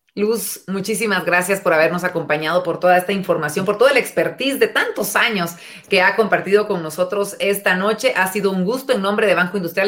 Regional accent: Guatemala

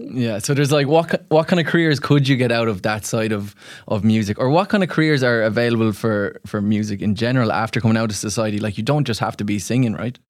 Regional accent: Ireland; as an Irishman

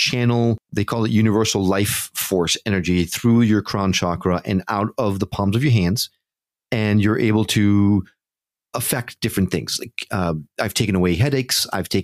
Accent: New York, United States; also born or lived in Connecticut; I grew up in New York and Connecticut

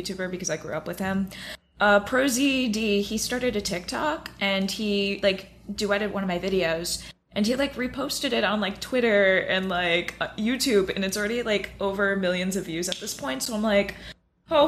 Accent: Orlando, Florida, United States; moved away as an adult; now in New York, United States; I'm originally from Orlando, Florida. I was born and raised there. And now I'm currently in New York

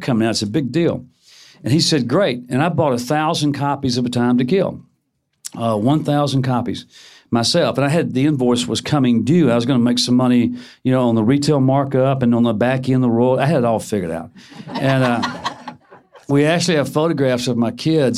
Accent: suburb of Memphis, Tennessee, United States; in my hometown, it was a suburb of Memphis.

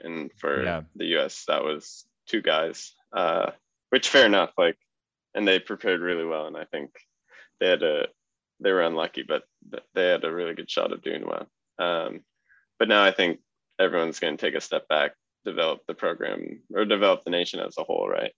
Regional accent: United States; I'm American

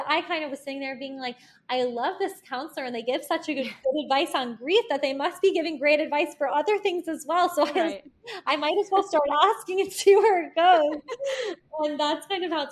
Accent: Locust Valley, New York, United States; now in New York City, United States; I'm from Locust Valley

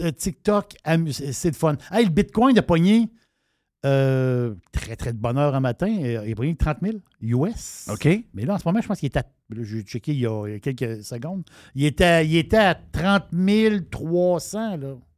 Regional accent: Canada; je suis Canadien

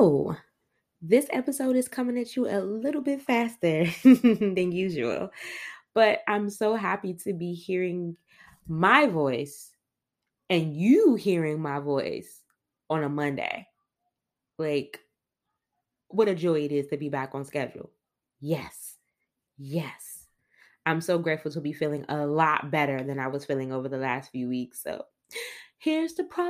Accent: Washington, District of Columbia, United States; I grew up on in Northeast DC, Capitol Hill neighborhood

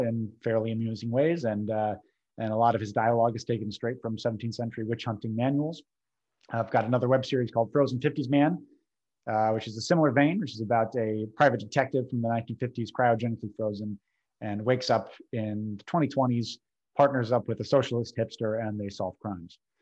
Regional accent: New England, United States; now in New Orleans, United States; I'm from New England.

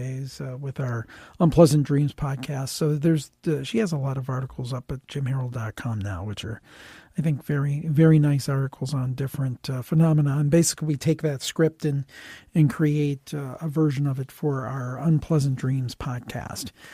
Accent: Cleveland, Ohio, United States; I'm from Cleveland and grew up actually in the city, not in the suburb

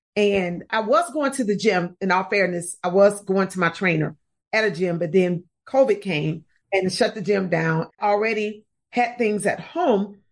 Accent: Chicago, Illinois, United States; now in Atlanta, United States; I'm from Chicago originally. I live in Atlanta, Georgia, but I'm from Chicago, and that's what I grew up doing, jumping double dutch.

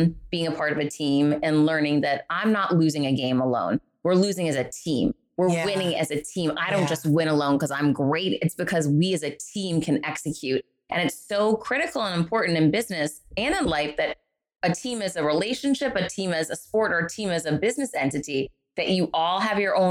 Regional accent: Worcester, Massachusetts, United States; moved away; I grew up in Worcester, Massachusetts, poor.

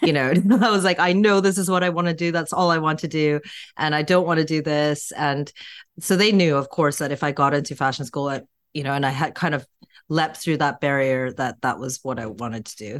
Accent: Vancouver, British Columbia, Canada; now in London, United Kingdom; I was born in Vancouver. I have a Korean background, but born in Canada

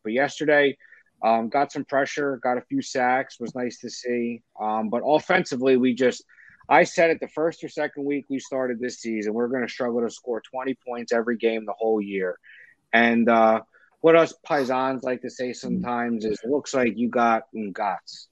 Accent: right outside Philadelphia, New Jersey, United States; I am um, from South Jersey, right outside Philly. I was born in Philly, surrounded by Eagles fans my whole life

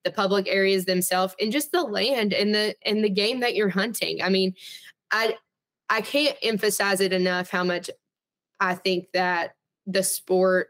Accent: Arkansas, United States; I grew up hunting in Arkansas

